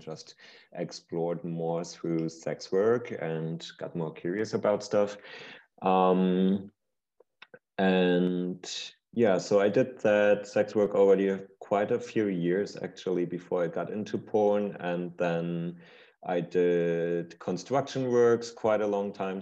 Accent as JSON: {"language": "English", "region": "Berlin", "country": "Germany", "tie": "born or raised there", "said": "growing up in Berlin, um, I'm born and raised here, still here"}